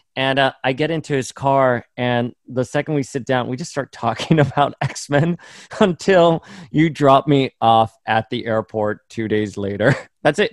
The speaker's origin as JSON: {"language": "English", "town": "Miami", "region": "Florida", "country": "United States", "tie": "born or raised there", "said": "where I grew up in Miami"}